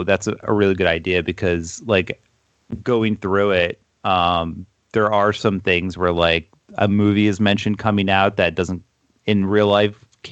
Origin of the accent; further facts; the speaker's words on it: Toms River, New Jersey, United States; My hometown, Toms River, New Jersey, in the 90s, a lot of kids did get sick